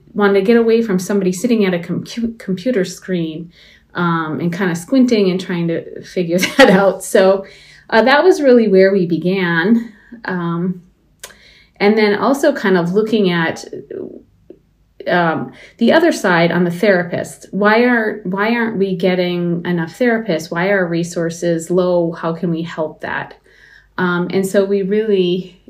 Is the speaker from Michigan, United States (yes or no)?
yes; Baraga, Michigan, United States; I grew up in Baraga